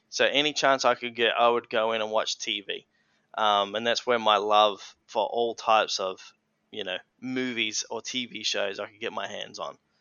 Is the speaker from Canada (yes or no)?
no; Lenswood, South Australia, Australia; I was born in the Adelaide Hills. Um, so the Adelaide Hills is about 40 minutes from the heart of Adelaide, and uh, yeah, I spent majority of my life there in Lenswood on the family hobby farm